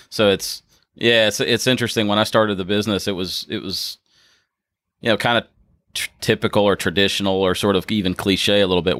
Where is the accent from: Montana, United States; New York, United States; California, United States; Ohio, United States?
Ohio, United States; moved away as an adult; now in Louisville, United States; I'm originally from Ohio. I moved here in 2013